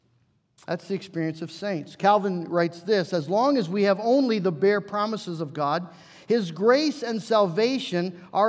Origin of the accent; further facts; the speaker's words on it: United States; we're American